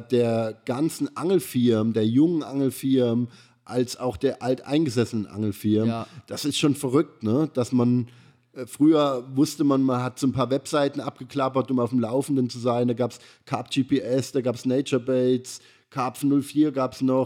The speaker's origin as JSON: {"language": "German", "country": "Germany", "tie": "born or raised there", "moved": "yes", "lives_now": "Karlsruhe, Germany", "said": "ich bin ja am Neckar so ein bisschen groß geworden, zwar nicht direkt am Neckar, aber ich hatte so eine halbe Stunde Fahrzeit"}